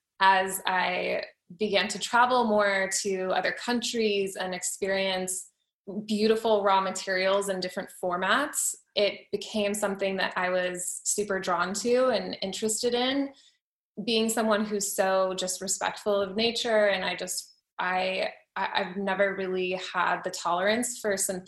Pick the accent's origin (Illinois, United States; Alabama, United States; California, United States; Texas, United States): California, United States; San Diego; I grew up in San Diego